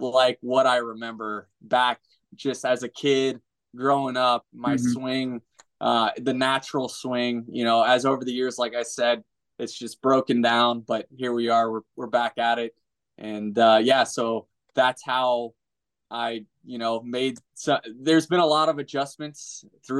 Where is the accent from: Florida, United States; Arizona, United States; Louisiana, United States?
Florida, United States; I'm from Florida